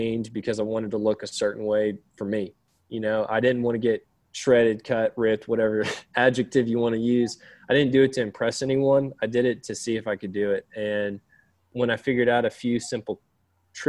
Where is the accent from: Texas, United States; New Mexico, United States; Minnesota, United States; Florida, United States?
Florida, United States; now in Tennessee, United States; I live in Tennessee. I grew up in Florida for a lot of my childhood